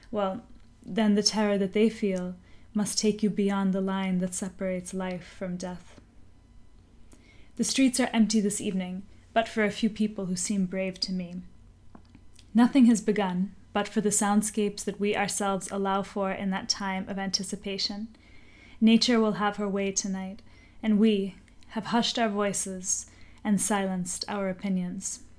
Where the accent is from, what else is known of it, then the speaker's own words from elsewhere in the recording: Puerto Rico; I was raised in Puerto Rico and I continue to work for the well being of the island.